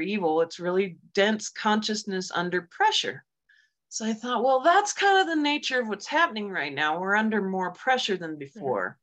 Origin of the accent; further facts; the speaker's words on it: Germany; moved away; I grew up in Germany during the Cold War and as a little psychic kid.